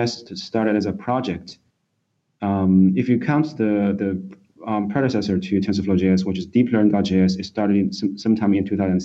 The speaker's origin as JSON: {"language": "English", "region": "Shanghai", "country": "China", "tie": "born or raised there", "also_born_or_lived": "Beijing, China", "moved": "as an adult", "lives_now": "United States", "said": "I was born in Shanghai, and I did my primary and secondary education in Shanghai, China."}